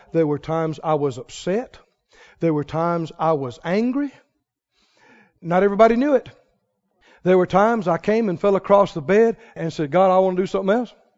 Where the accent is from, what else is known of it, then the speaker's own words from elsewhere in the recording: Mississippi, United States; I'm from Mississippi